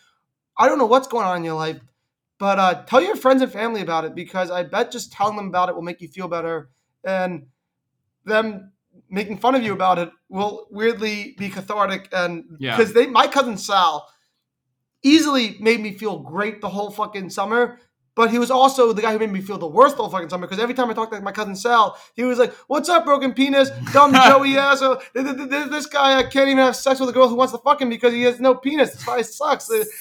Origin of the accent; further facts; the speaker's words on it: Stamford, Connecticut, United States; Stamford, Connecticut, in my hometown